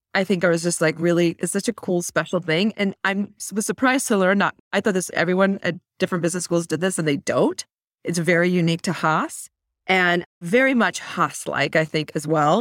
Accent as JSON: {"language": "English", "town": "Mountain View", "region": "California", "country": "United States", "tie": "born or raised there", "said": "I was actually born and raised in Silicon Valley, like, literally in Mountain View"}